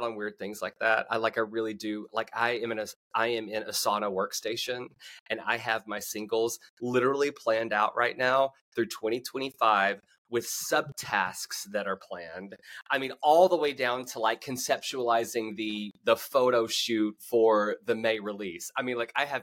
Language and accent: English; United States; moved away; one of my shows in my hometown, because I started adding my hometown to my tour schedule